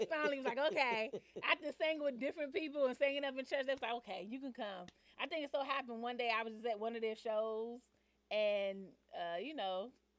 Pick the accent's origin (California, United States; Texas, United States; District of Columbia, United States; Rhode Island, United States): District of Columbia, United States; Washington; moved away as an adult; now in Atlanta, United States; The DMV, which is Washington, D.C.